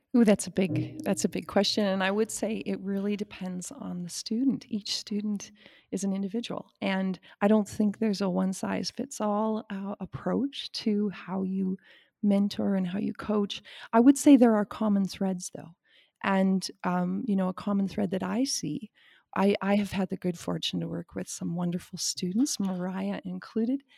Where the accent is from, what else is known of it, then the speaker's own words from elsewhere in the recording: Saskatchewan, Canada; moved away as an adult; also born or lived in Wyoming; I grew up in Saskatchewan